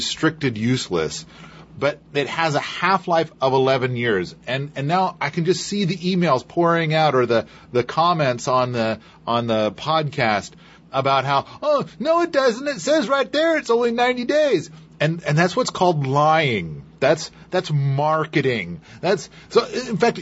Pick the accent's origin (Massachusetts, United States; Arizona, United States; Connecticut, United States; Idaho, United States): Idaho, United States; I was born in Idaho